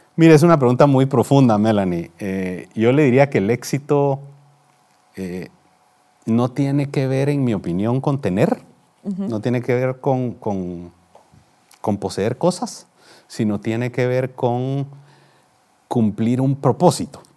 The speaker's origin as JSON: {"language": "Spanish", "town": "Guatemala City", "region": "Guatemala Department", "country": "Guatemala", "tie": "born or raised there", "said": "nací en la ciudad de Guatemala, en un hogar de clase media"}